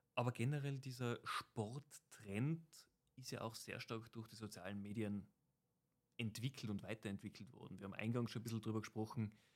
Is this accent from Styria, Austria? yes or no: no; Tyrol, Austria; als Tiroler